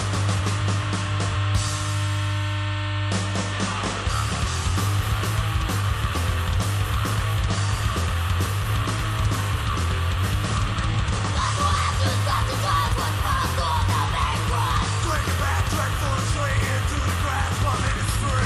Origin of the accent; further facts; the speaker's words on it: Akron, Ohio, United States; from Akron. You know, we have our own music history here.